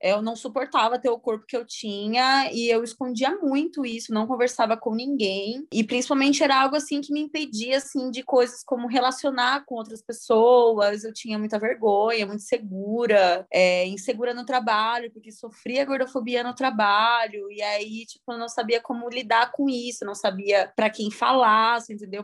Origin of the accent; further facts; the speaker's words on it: Itu, São Paulo, Brazil; moved away as an adult; now in São Paulo, Brazil; eu sou de uma cidade do interior, eu sou de Itu